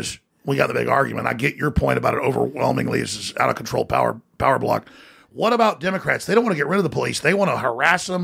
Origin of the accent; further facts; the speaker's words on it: Austin, Texas, United States; I've been there since high school